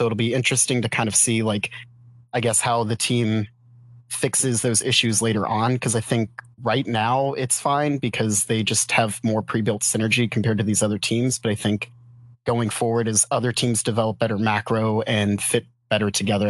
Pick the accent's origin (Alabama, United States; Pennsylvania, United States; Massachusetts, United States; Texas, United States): Massachusetts, United States; now in Cincinnati, United States; I'm from Cincinnati, Ohio, but shout out to Mark. I actually grew up around Boston.